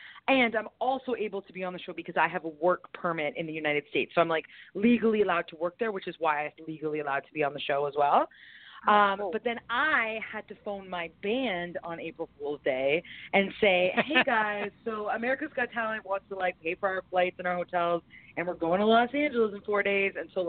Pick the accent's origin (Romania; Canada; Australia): Canada; Yes, being Canadian, that's weird.